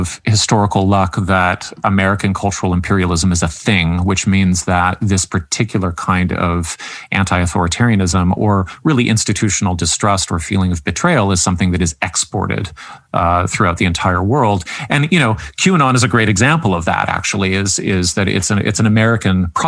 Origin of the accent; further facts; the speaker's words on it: Canada; being the Canadian on staff